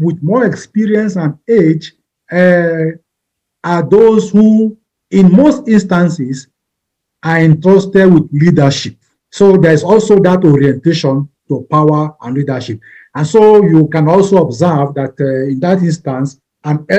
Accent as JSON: {"language": "English", "region": "southern Nigeria", "country": "Nigeria", "moved": "as an adult", "lives_now": "Kenya", "said": "I am Nigerian, from the southern part of Nigeria."}